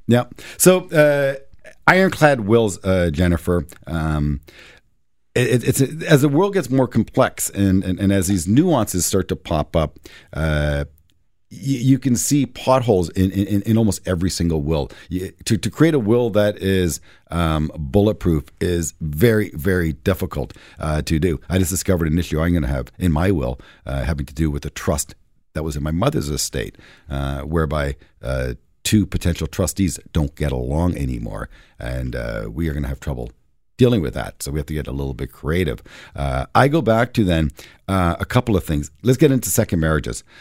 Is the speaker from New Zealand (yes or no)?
no; Canada; as a Canadian investor